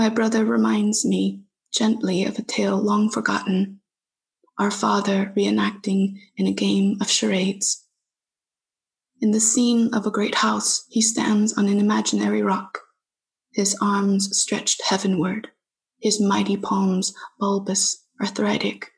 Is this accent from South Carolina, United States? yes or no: no; Fresno, California, United States; Fresno. You know, it's a place where I was born and raised